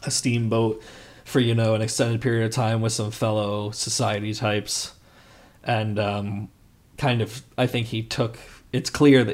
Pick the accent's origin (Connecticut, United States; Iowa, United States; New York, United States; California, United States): Connecticut, United States; moved away as an adult; now in Los Angeles, United States; my hometown in Connecticut